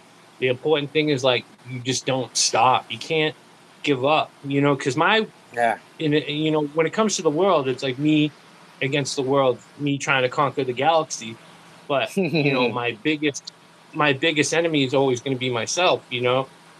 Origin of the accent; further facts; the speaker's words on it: East Coast, United States; I'm from the East Coast.